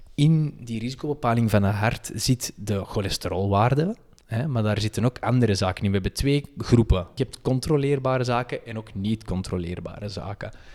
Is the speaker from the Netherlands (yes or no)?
no; Antwerp, Flanders, Belgium; accent: Antwerps; wij gezegend zijn met een prachtig Antwerps accent.